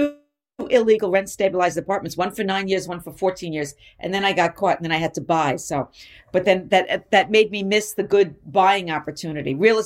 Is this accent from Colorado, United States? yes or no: no; New York City, New York, United States; growing up in New York and coming up in comedy in New York, because that's where I started, and I've never left New York. I never moved to L.A.